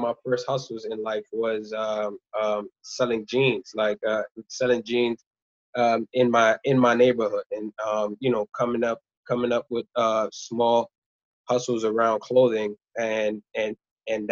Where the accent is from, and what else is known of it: New York City, New York, United States; born or raised there; also born or lived in Rwanda